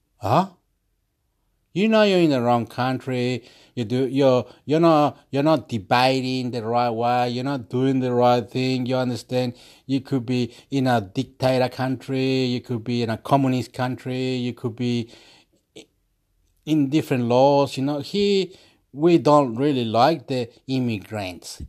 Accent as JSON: {"language": "English", "country": "Chile", "said": "I'm from Chile"}